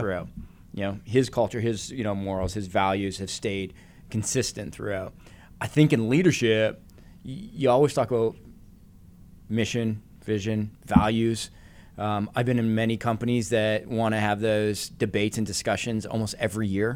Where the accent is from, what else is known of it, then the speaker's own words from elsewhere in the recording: Canada; growing up in Canada